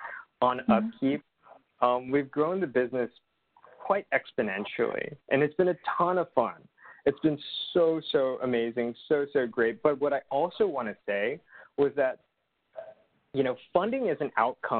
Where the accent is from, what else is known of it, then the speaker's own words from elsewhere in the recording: Los Angeles, California, United States; I grew up in Los Angeles